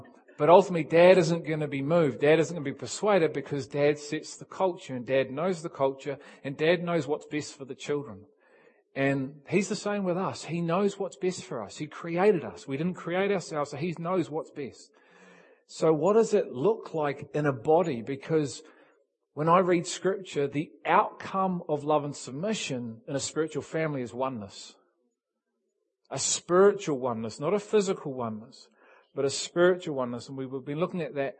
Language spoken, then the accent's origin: English; England, United Kingdom; Me and Keith are English. We're English.